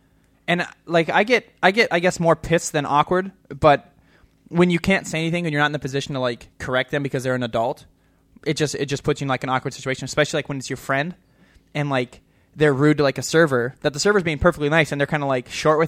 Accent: Illinois, United States; I'm from Illinois.

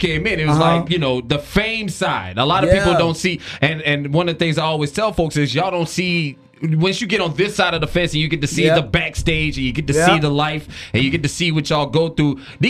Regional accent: Louisiana, United States; I'm from Louisiana.

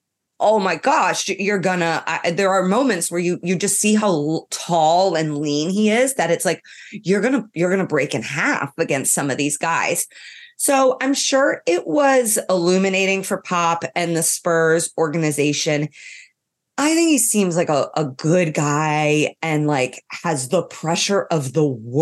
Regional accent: Ireland; I'm from Ireland

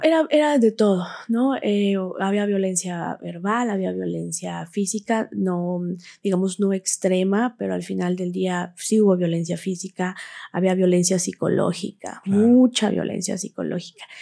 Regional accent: Huauchinango, Puebla, Mexico; soy originaria de Huachinango, Puebla, ahí nací, ahí crecí

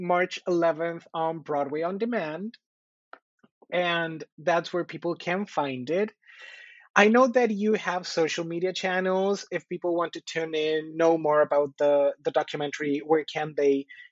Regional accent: Colombia; now in United States; I'm from Colombia, I, even though part of my audience is in the States, I have people back home

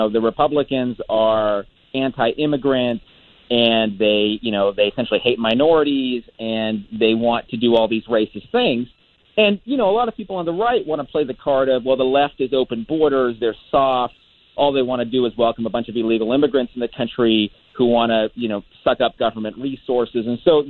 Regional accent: San Gabriel Valley, Southern California, United States; I grew up in Southern California, in the San Gabriel Valley.

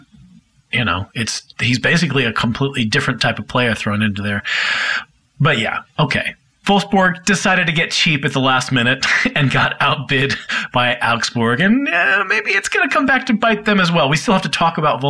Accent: United States; I'm American

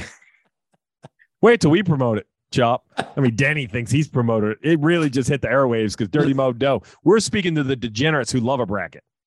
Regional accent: Northeast, United States; I'm from the Northeast

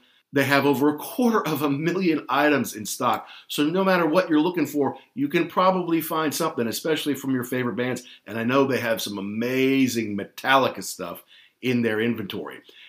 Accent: Louisville, Kentucky, United States; One of these was Louder Than Life in my hometown of Louisville, Kentucky, where they played Friday and Sunday

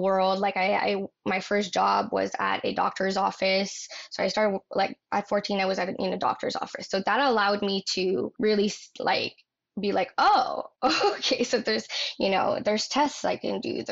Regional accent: northern Ontario, Canada; now in Toronto, Canada; I grew up in a rural, very rural town in northern Ontario. Oh yeah, I'm from Canada.

